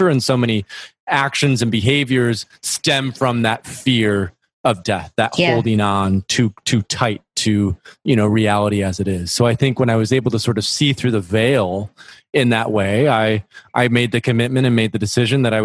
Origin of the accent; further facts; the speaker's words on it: near Grand Rapids, West Michigan, United States; I grew up in West Michigan, close to a small city, Grand Rapids, which is known as the furniture capital